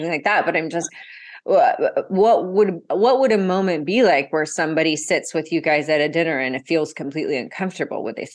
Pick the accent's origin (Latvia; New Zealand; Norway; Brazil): Brazil; So because I grew up half in Brazil, I had a context for what it means.